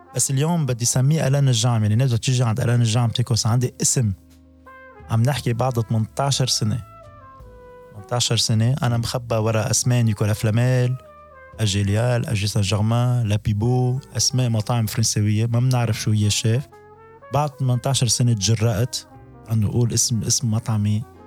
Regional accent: Tripoli, North Governorate, Lebanon; moved away as an adult; now in France; كبرنا بالمناطق الشعبيه بطرابلس

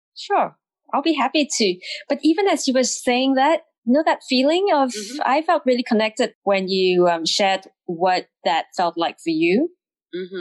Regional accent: Singapore; moved away as an adult; also born or lived in England; I'm Singaporean, having grown up in Singapore

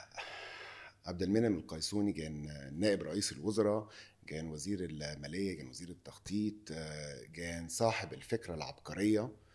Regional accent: Egypt; moved away as an adult; now in Lebanon; عندنا في مصر

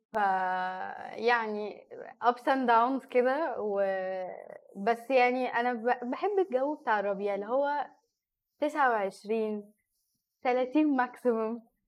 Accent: Egypt; أنا مصرية.

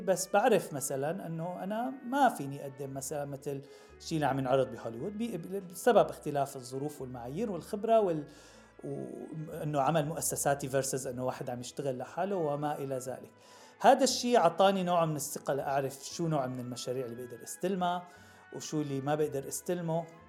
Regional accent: Damascus, Damascus Governorate, Syria; moved away as an adult; now in United States; من صغرنا الواحد بيندعك بالشام وبيشتغل بالصيف

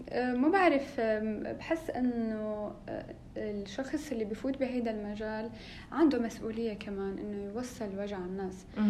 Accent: Syria; moved away as an adult; also born or lived in Homs / Damascus / Manchester; انا من سوريا من آه، نصي حمصي ونصي من الشام

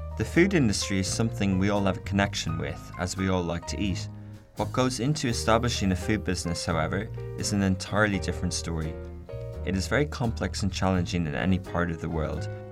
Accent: Ireland; I come from Ireland

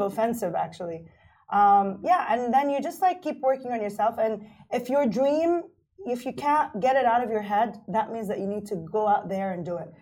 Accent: Kuwait; moved away as an adult; now in Dubai, United Arab Emirates; I grew up in Kuwait. I was born and raised in Kuwait

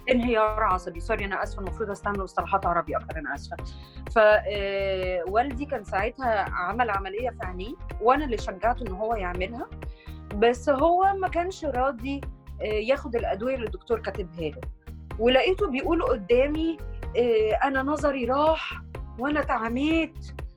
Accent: Egypt; احنا مثلا كمصريين

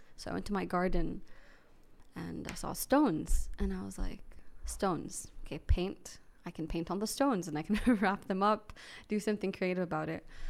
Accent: Saudi Arabia; I grew up here in Saudi

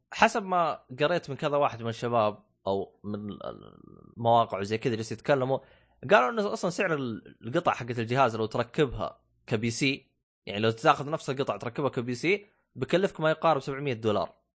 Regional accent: Saudi Arabia; عندنا في السعودية

